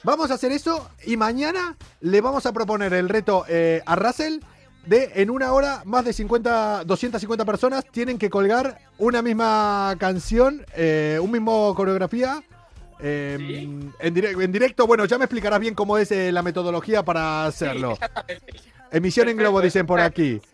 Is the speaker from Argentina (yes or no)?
yes; Argentina; moved away